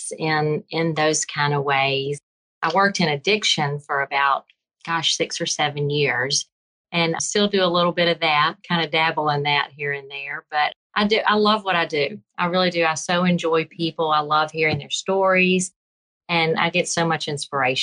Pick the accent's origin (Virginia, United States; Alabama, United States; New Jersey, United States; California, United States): Alabama, United States; Birmingham; accent: Southern; Birmingham, Alabama